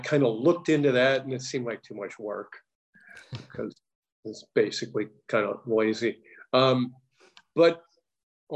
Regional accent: San Francisco Bay Area, California, United States; moved away as an adult; now in Los Angeles, United States; I'm originally from the Bay Area

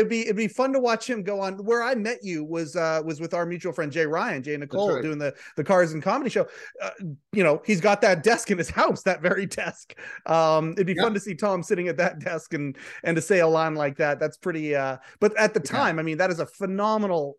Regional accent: Canada

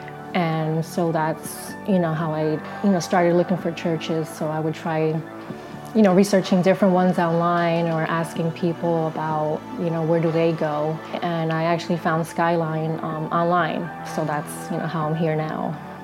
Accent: Passaic, New Jersey, United States; now in Bloomfield, United States; I was born and raised in Passaic, New Jersey, but I currently live and work in Bloomfield.

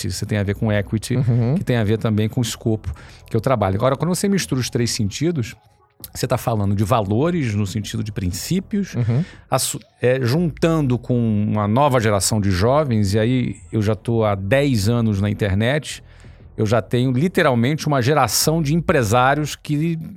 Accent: Rio de Janeiro, Brazil; accent: not very carioca; depois fui para Rio de Janeiro, vi família e matei saudade ali, porque sou carioca, né? Sei que não parece, meu sotaque não é muito carioca.

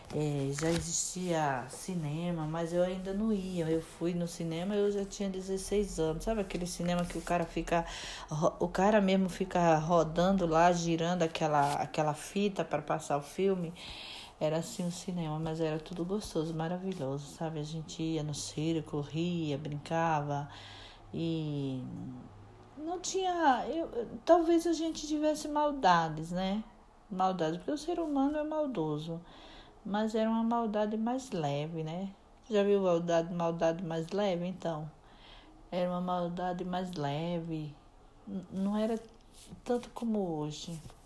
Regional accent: Murici, Alagoas, Brazil; Nasci numa cidadezinha chamada Murici, em Alagoas.

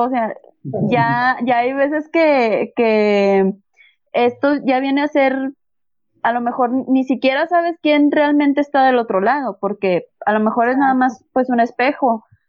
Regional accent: Gómez Palacio, Durango, Mexico; yo soy de Gómez, estaba en la, en la técnica 54

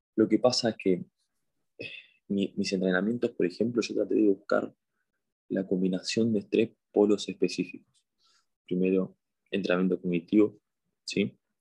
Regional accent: Buenos Aires, Argentina; soy de Argentina, de Buenos Aires

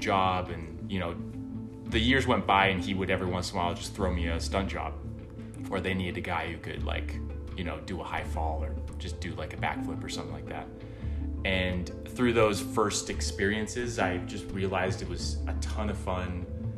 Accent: Pacific Northwest, United States; moved away as an adult; now in Los Angeles, United States; I'm originally from the Pacific Northwest and grew up doing gymnastics

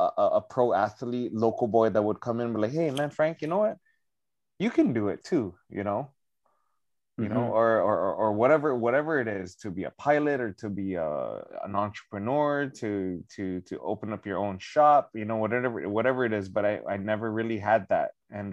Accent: Northern Mariana Islands; growing up in Saipan, you know, 14 miles long, 7 miles wide, 40,000 people

